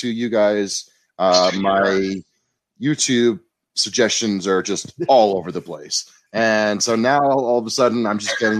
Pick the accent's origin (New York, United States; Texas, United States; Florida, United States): New York, United States; New York City; I'm from New York City.